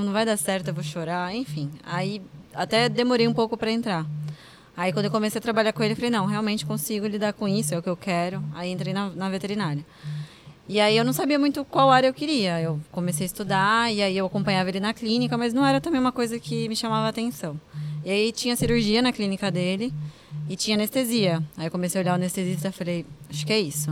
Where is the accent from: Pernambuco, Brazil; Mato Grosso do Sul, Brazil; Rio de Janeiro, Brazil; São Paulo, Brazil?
São Paulo, Brazil; Santos; voltei para cá, para minha terra